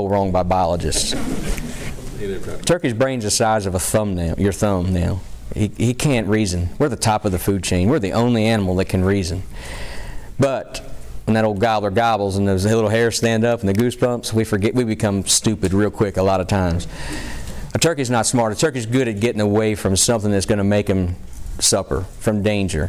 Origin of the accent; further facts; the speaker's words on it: Pennsylvania, United States; in my home state, you know, the folks from Pennsylvania